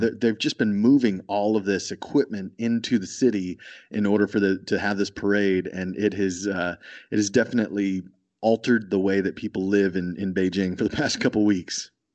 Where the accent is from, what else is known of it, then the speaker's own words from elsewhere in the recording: Texas, United States; I'm from Texas